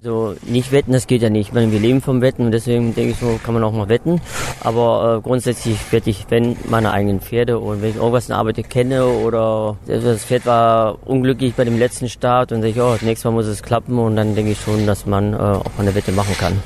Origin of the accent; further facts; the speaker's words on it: Willich, North Rhine-Westphalia, Germany; now in Cologne, Germany; Geboren bin ich in Willig, das ist in der Nähe von Krefeld, 1965